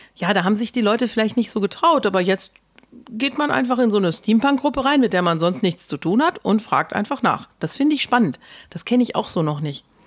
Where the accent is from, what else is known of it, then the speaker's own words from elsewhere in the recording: Ruhr area, North Rhine-Westphalia, Germany; Ja, ich komme aus dem Ruhrgebiet.